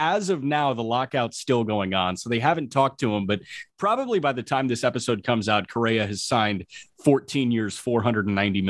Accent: Chicago, Illinois, United States; a team that, you know, was in my hometown

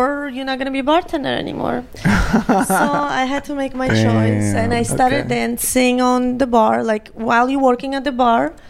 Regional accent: Georgia; English is a second language; now in United States

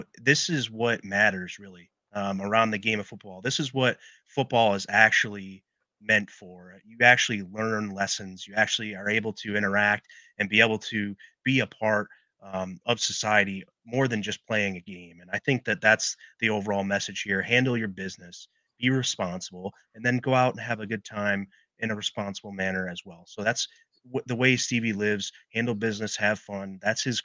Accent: Syracuse, New York, United States; now in Buffalo, United States; I grew up in Syracuse area, a little outside of Syracuse, but I've been around Buffalo since I was 3 years old

